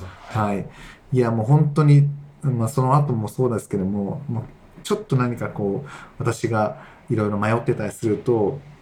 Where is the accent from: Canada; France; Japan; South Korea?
Japan; Kanazawa, Ishikawa; also born or lived in Tokyo; 地元に戻って、活動したいっていう、思いを持って